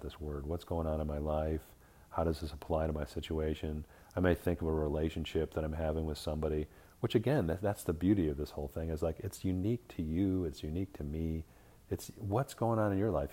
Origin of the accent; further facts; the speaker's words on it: Midwest, United States; now in Arizona, United States; I'm Irish background from the Midwest